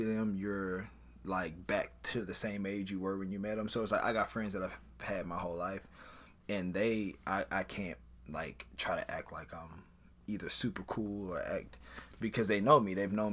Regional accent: Baton Rouge, Louisiana, United States; I am from Baton Rouge, Louisiana.

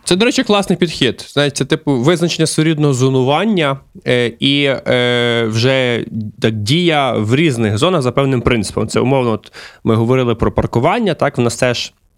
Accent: Lviv, Lviv Oblast, Ukraine; я, як львів'янин, е, до речі, зараз перебуваю у Львові

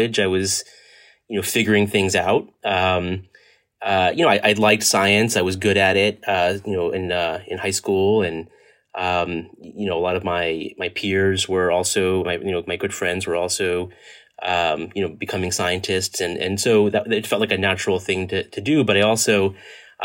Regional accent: Edison, New Jersey, United States; also born or lived in Hoboken, New Jersey; I was born and raised in New Jersey, actually born in Hoboken, New Jersey, and lived kind of my formative years in the central and northern New Jersey, and most of the time actually in a town called Edison

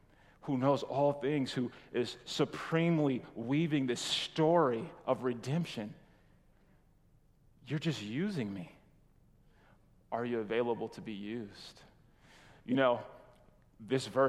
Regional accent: California, United States; moved away; we're from California

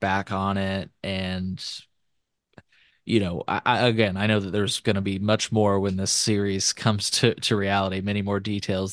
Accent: Illinois, United States; my home state, Illinois

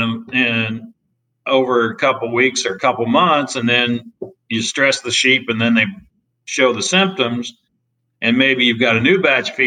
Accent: Indiana, United States; moved away as an adult; also born or lived in Las Cruces, New Mexico; now in Iowa, United States; I grew up in Indiana

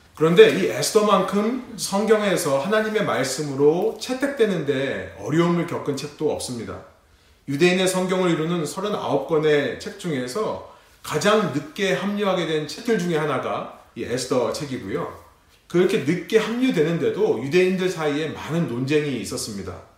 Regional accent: South Korea; now in United States; 우리 레분교회와 같이 한국인이지만 미국이라는 타지에 살고 있는

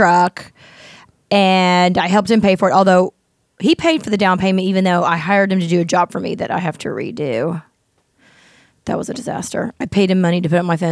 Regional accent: United States; we're an American

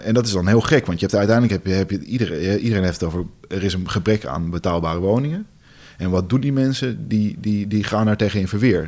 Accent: Amsterdam, North Holland, Netherlands; moved away as an adult; now in Zaandam, Netherlands; de Amsterdammer, ik kom uit Amsterdam

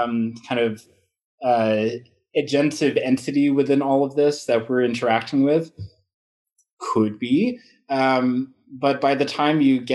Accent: England, United Kingdom; born there; I come from, you know, I was born in England. My family has traveled quite a bit.

